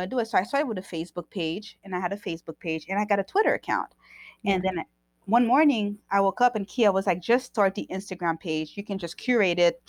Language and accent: English; Haiti; moved away; I grew up in Haiti, so I understand Haiti